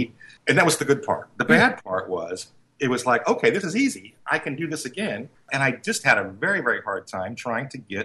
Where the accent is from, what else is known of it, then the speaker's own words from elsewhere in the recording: Indianapolis, Indiana, United States; growing up in Indianapolis